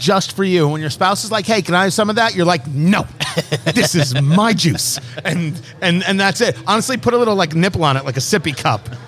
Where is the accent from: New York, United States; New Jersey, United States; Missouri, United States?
New Jersey, United States; Growing up on the East Coast, I grew up in New Jersey